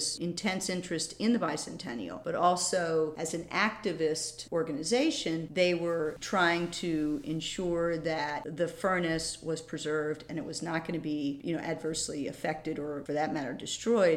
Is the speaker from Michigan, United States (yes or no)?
no; Frederick, Maryland, United States; moved away as an adult; now in Baltimore, United States; I'm actually from Frederick. Wasn't born here, but from the age of four, so I think that qualifies. I grew up near Kriegerstown on a farm, went to school in Thurmont